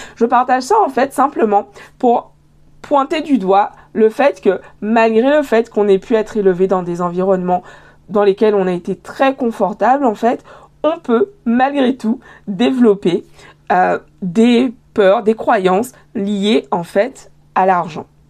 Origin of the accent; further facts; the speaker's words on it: Guadeloupe; moved away as an adult; also born or lived in Paris / Montreal; J'ai grandi en Guadeloupe, j'ai été élevée en Guadeloupe.